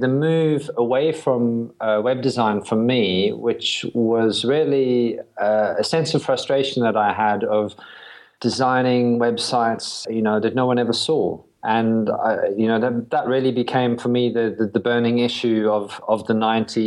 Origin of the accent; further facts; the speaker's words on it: South Africa; moved away as an adult; also born or lived in London, United Kingdom / Brighton, United Kingdom; now in United Kingdom; I was born in South Africa.